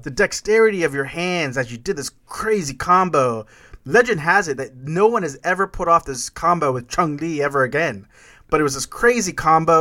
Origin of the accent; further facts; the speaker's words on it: Corpus Christi, Texas, United States; when we were kids growing up in Corpus Christi, Texas